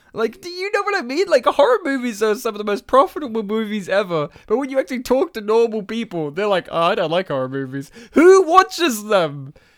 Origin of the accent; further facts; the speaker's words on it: Australia; Even though I am Polish, I don't speak the language. I'm an Australian Polish guy